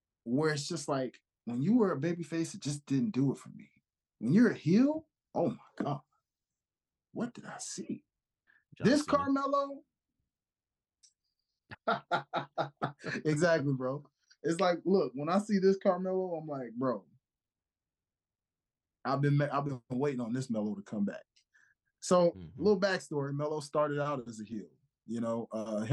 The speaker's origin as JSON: {"language": "English", "town": "Memphis", "region": "Tennessee", "country": "United States", "tie": "born or raised there", "said": "my hometown of Memphis, Tennessee"}